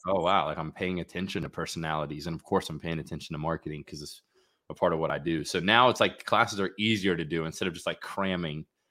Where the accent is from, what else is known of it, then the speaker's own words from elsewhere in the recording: Florida, United States; home base for me is Jacksonville Beach, mm-hmm. and I'm born and raised in Florida